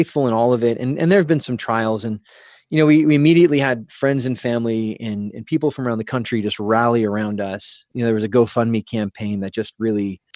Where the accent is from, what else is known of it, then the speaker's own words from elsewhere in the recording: San Diego, California, United States; we're from San Diego area